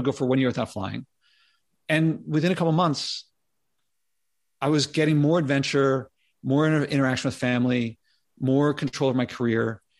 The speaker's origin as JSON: {"language": "English", "town": "Philadelphia", "region": "Pennsylvania", "country": "United States", "tie": "born or raised there", "said": "I grew up in Philadelphia."}